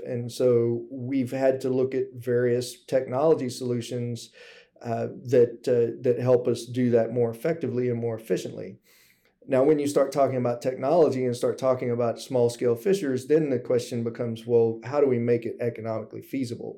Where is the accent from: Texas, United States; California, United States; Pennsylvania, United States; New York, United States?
Texas, United States; Gulf Coast of; moved away as an adult; also born or lived in Alaska / South Pacific; growing up on the Gulf Coast of, of Texas